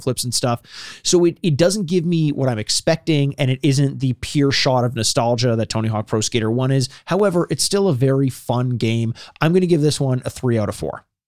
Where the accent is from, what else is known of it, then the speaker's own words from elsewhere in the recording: Canada; we're Canadian